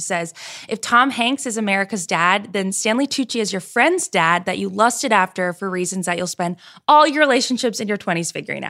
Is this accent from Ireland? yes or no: yes; Ireland; As an Irish woman